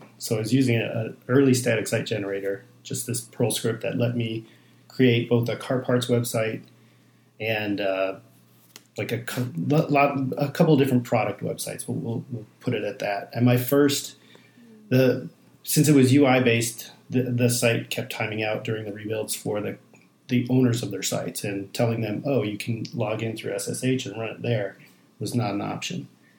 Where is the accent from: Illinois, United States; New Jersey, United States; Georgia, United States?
Illinois, United States; Chicago; Well, I grew up on the Northwest Side, so Cubs fan.